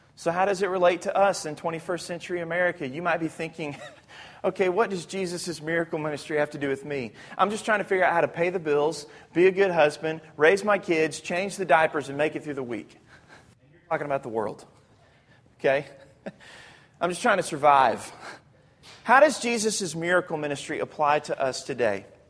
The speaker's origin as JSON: {"language": "English", "region": "Arkansas", "country": "United States", "said": "I'm from Arkansas"}